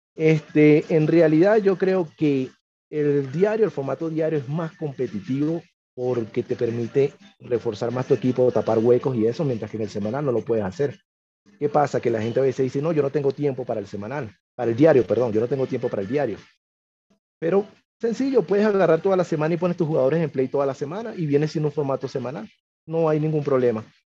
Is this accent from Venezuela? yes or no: yes; Caracas, Capital District, Venezuela; moved away as an adult; also born or lived in Miranda, Venezuela; now in Huancayo, Peru; yo nací en Caracas, me crié en Caracas, viví un tiempo en Miranda también.